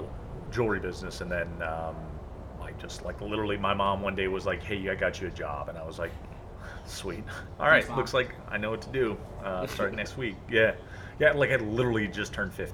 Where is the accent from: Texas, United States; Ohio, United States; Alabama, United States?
Ohio, United States; Cleveland; I'm from Cleveland